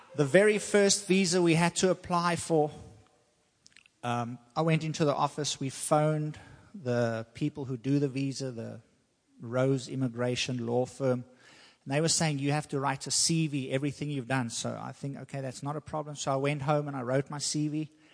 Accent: South Africa; now in United States; I'm from South Africa

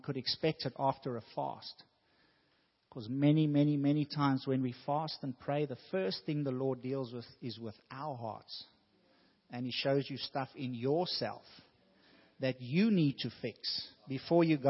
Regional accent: South Africa; moved away; When I was growing up in South Africa

